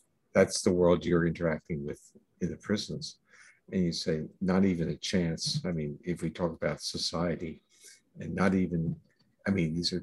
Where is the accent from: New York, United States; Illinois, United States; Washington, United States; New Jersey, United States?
New Jersey, United States; moved away as an adult; I grew up in New Jersey and left there when I went to graduate school, I left and I never really returned